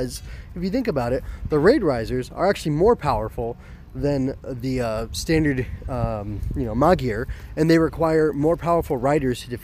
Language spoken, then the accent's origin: English; United States; being an American